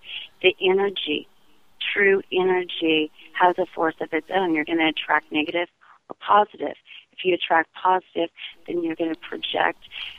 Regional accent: California, United States; I was born in 68. So we were up and down California. My mother was Native American and a flower child.

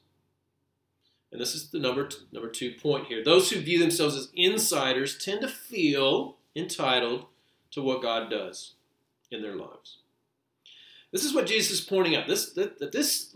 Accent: United States; We're not only Americans, we're American Christians

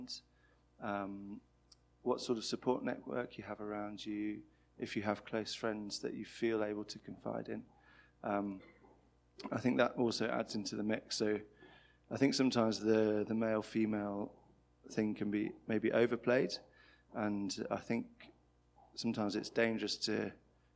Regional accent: Birmingham, West Midlands, United Kingdom; also born or lived in London; I grew up in Birmingham and studied in London, moved back to Birmingham

